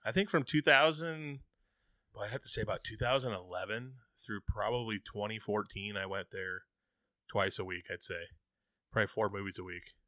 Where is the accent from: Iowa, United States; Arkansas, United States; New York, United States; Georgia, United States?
Iowa, United States; Alta; we, we grew up in Alta